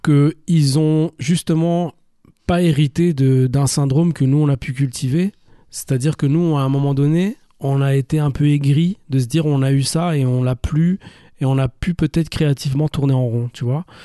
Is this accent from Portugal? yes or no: no; Brussels, Brussels-Capital Region, Belgium; also born or lived in Namur; Moi je suis un Bruxellois, je suis un Bruxellois qui est liégeois d'adoption